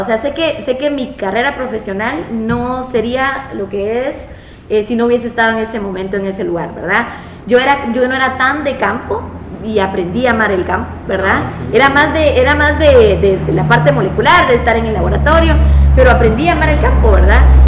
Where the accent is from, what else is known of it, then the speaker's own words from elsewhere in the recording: Guatemala; also born or lived in Brazil; yo salí de Guate